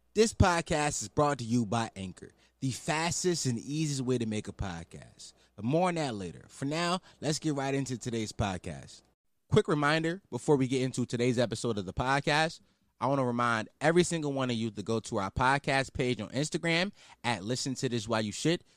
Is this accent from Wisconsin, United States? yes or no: no; Philadelphia, Pennsylvania, United States; I'm from Philadelphia, Pennsylvania, you know, two one five, uh, City of Brother Love, uh, West Stoke Lane to be exact, uptown